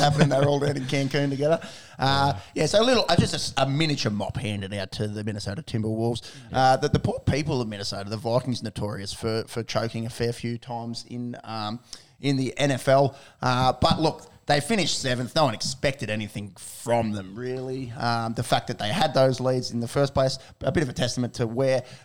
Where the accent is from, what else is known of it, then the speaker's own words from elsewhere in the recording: Australia; As an Australian